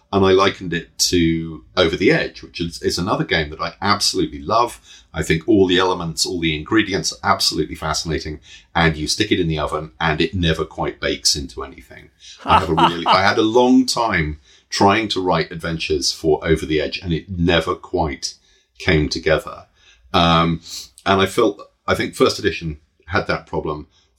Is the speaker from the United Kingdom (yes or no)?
yes; United Kingdom; I'm British.